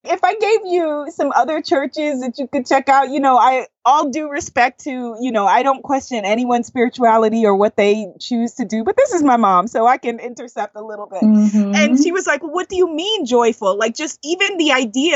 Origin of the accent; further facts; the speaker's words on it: New York City, New York, United States; accent: Guyanese; in my neighborhood where I grew up in Queens, New York